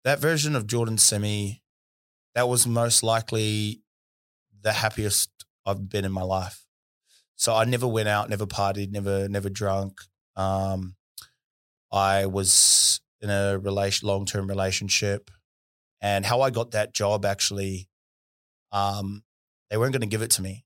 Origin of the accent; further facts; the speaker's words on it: Auckland, New Zealand; now in Perth, Australia; where I was from in South Auckland